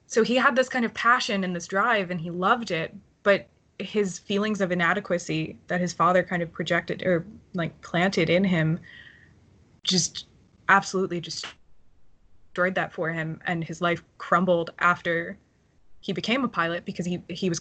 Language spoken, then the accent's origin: English; United States; also born or lived in Ireland; we as American people